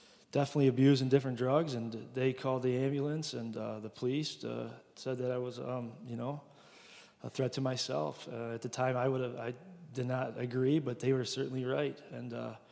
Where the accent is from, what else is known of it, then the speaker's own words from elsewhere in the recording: Trenton, Michigan, United States; Downriver area, just south of Detroit.